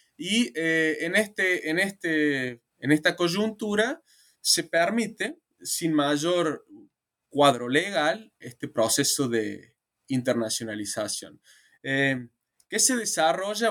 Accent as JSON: {"language": "Spanish", "country": "Argentina", "said": "Argentina, que es digamos, mi país de origen"}